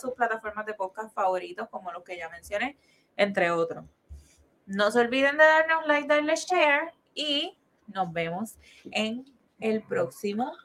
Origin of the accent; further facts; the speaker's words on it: Carolina, Puerto Rico; nosotros somos de Carolina